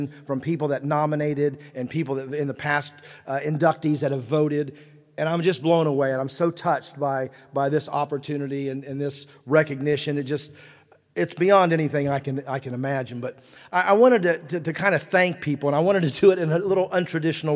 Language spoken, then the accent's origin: English; West Virginia, United States; moved away; when we grew up in West Virginia